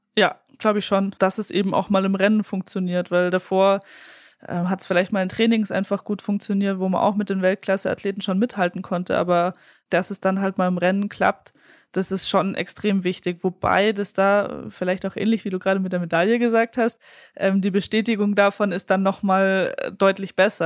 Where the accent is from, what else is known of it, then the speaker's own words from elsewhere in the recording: 20 minutes from Munich, Bavaria, Germany; in München, äh, was ja auch fast meine Heimatstadt ist. Also ich bin 20 Minuten davon aufgewachsen